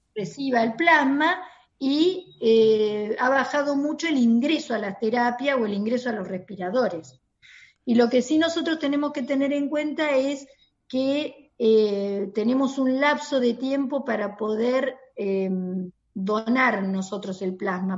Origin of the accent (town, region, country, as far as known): Argentina